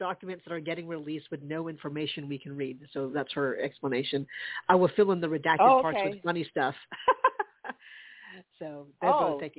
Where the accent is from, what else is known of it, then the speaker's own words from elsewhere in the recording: Charleston, United States; moved away; We can go by Charleston and see our old hometown. Definitely my hometown.